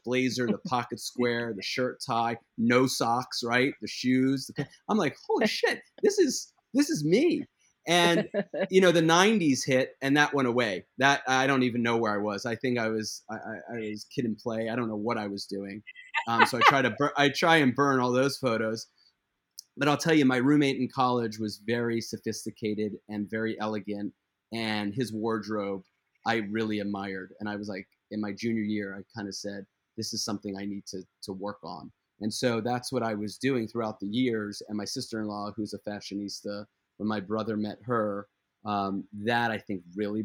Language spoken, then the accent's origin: English; Philadelphia, Pennsylvania, United States; I'm from Philadelphia